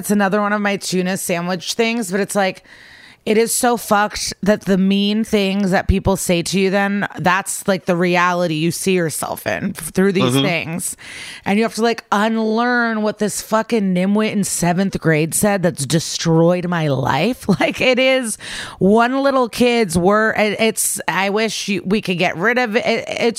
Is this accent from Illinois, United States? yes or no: yes; Skokie, Illinois, United States; The Chicago suburbs, Skokie.